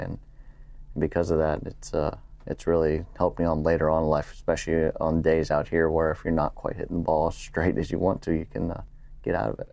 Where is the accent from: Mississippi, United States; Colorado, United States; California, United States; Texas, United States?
Texas, United States; San Antonio; also born or lived in Pittsburgh / Louisiana; now in Houston, United States; I'm a Texan. I, you know, I was born in San Antonio, even though we moved out to Pittsburgh, I was, we were back in San Antonio and, and now living in Houston